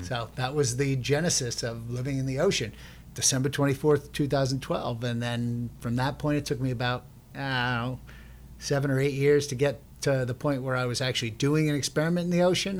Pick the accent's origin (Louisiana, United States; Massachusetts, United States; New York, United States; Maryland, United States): New York, United States; Long Island; we grew up on Long Island